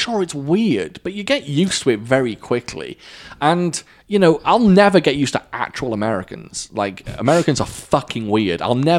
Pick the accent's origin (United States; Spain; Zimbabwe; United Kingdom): United Kingdom; Wales; I'm Welsh. I'm from Wales. I don't necessarily have a Welsh accent. So I'm not English, so I'm not going to say I have an English accent.